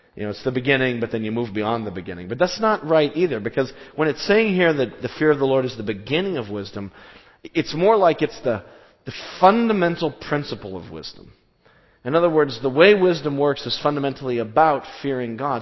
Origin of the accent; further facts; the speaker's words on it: Southwest, United States; we grew up in the Southwest